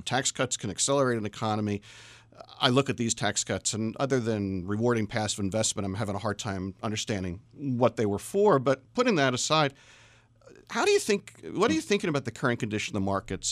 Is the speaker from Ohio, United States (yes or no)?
no; Washington, District of Columbia, United States; Washington, D C